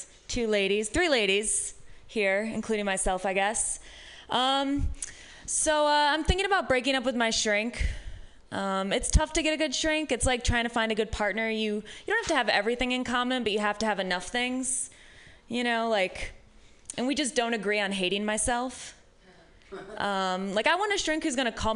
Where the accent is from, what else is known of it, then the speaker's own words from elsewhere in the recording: Midwest, United States; now in San Francisco, United States; I am from the Midwest